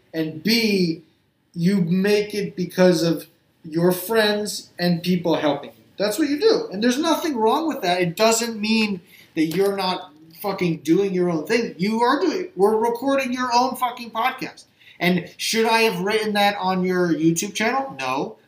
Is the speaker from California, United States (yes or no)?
no; New Jersey, United States; I grew up in Jersey, so there's a lot of fishing off the Jersey Shore